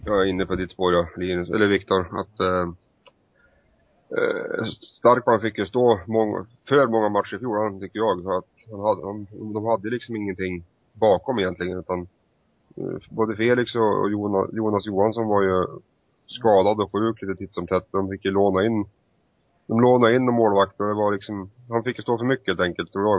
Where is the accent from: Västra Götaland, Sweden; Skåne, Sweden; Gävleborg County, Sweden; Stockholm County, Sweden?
Gävleborg County, Sweden; Hudiksvall; min hemstad Hudik